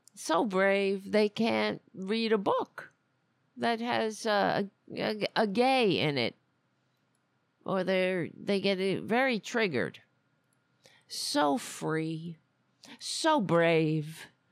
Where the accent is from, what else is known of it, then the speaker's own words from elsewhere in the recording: New York City, New York, United States; I grew up on Staten Island